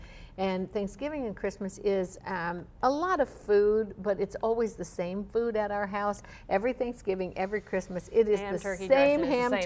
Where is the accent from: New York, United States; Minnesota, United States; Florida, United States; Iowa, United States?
Florida, United States; I'm from Florida